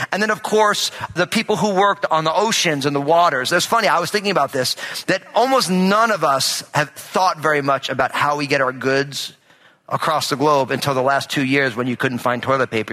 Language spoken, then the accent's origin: English; New Jersey, United States; I'm all Italian, I'm from New Jersey